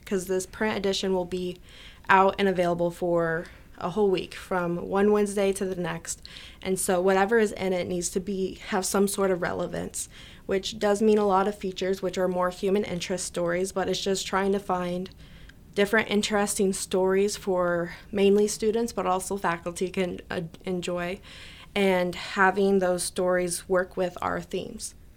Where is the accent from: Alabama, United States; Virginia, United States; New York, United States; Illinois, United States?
Illinois, United States; Neoga; I'm from Nioga, so we have our town festival, Nioga Days